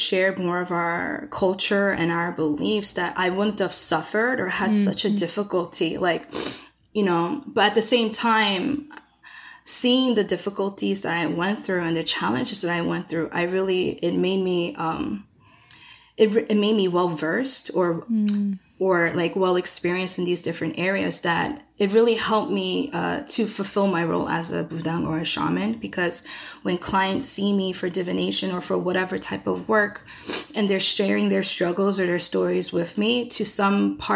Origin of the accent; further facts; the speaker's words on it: United States; being Korean American with lack of access to like the motherland